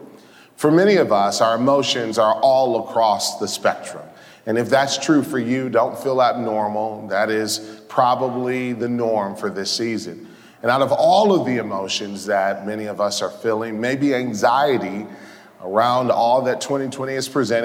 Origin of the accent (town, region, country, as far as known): Detroit, Michigan, United States; born or raised there